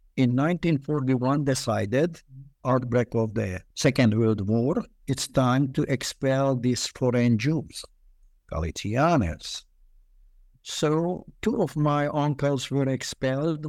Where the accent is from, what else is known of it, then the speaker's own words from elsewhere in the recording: Budapest, Hungary; also born or lived in Israel; now in United States; I was born in Budapest during the war. Um, eh, Budapest had, at that time, twenty-two districts, and we lived in the toughest districts